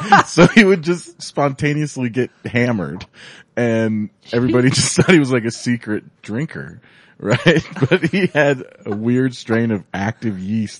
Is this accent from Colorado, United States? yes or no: yes; Golden, Colorado, United States; I'm from Golden